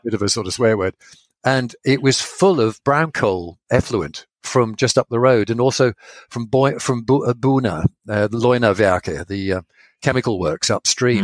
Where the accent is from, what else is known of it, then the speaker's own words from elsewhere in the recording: Sheringham, East of England, United Kingdom; moved away as an adult; I moved back to my hometown in Sheringham.